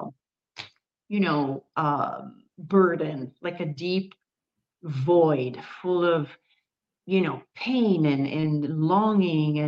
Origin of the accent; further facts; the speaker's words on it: Milan, Lombardy, Italy; moved away as an adult; also born or lived in United States / Valencia; And I was born in Milan. I was born in Italy. Then I moved to the States when I was 20 years old